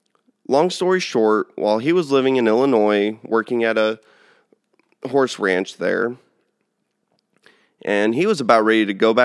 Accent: São Paulo, Brazil; born there; I'm actually their only child and I was born there in Sao Paulo.

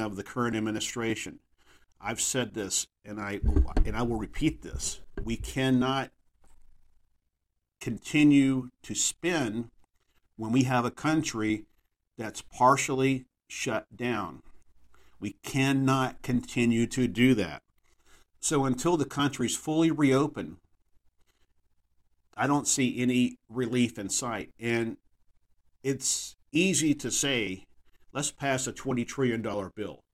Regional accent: Texas, United States; my home state of Texas

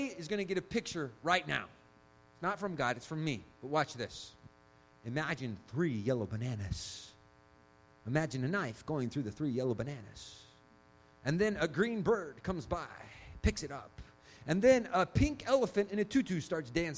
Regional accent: Chile; I was born in Chile

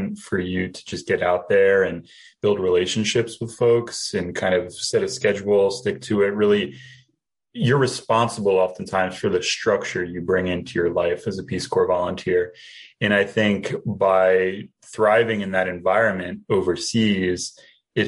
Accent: New Jersey, United States; moved away as an adult; now in Springfield, United States; I am originally from New Jersey, and I went to Rutgers University

